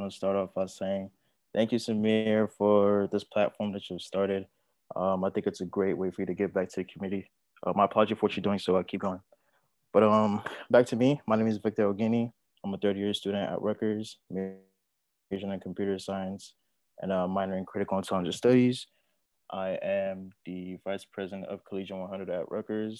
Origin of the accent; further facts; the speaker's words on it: Nigeria; moved away; I was born and raised in Nigeria